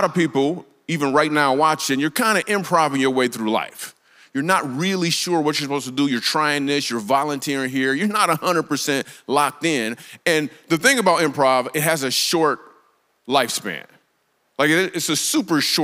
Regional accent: Grand Rapids, Michigan, United States; I grew up in Grand Rapids, Michigan

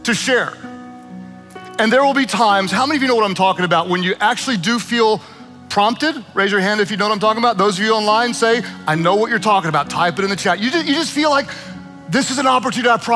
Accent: Oklahoma, United States; I am from Oklahoma, where Uber is not nearly as exciting as the L is in Chicago.

